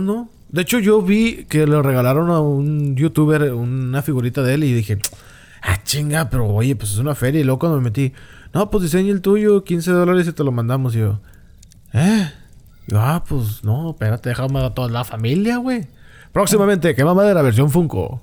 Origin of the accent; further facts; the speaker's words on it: Mexico; como muchos mexicanos nada más lo llegamos a tener bien actualizado